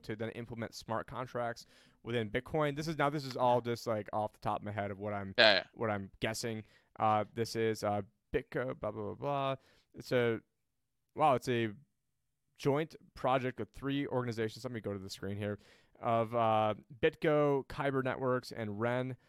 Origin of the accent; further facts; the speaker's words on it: New York, United States; I'm originally from New York